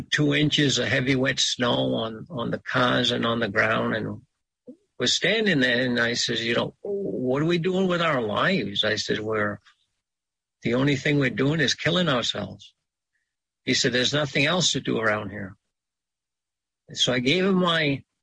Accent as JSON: {"language": "English", "area": "Sipayik, Pleasant Point", "region": "Down East Maine", "country": "United States", "said": "I'm from Zibayeg, Pleasant Point, in down east Maine"}